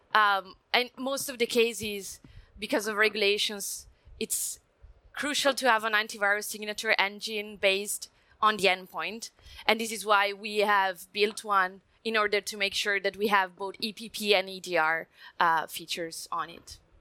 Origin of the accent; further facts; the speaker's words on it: Italy; English is a second language; I'm Italian, come from Italy, so you may notice prime from my accent